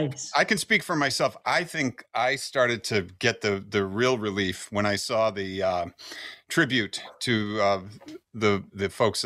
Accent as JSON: {"language": "English", "region": "New England", "country": "United States", "said": "I come from New England"}